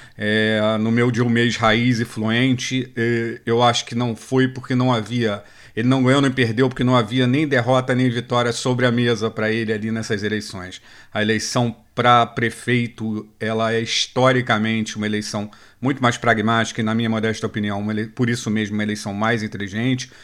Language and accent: Portuguese; Rio de Janeiro, Brazil; eu sou aqui do Rio